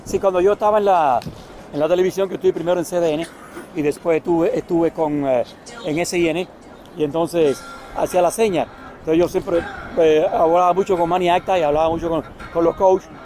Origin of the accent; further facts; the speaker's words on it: Cuba; also born or lived in Dominican Republic; yo nací en Cuba, pero mi abuelo es dominicano, soy dominicano también